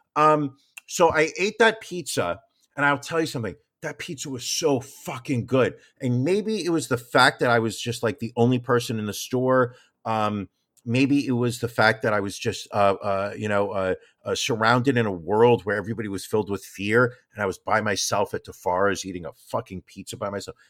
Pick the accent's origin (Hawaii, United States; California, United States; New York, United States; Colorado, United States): New York, United States; New York City; as a New Yorker